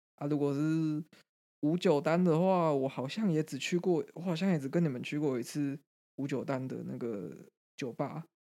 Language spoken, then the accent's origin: Chinese; Greater Taipei, Taiwan; 一个很一般的双北式的家庭